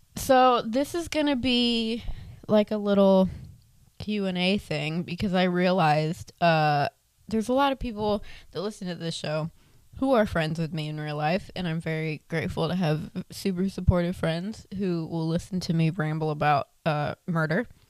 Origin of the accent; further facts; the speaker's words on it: Tampa, Florida, United States; also born or lived in Inverness, Florida; Born and raised in Tampa, Florida. Currently, am still stuck here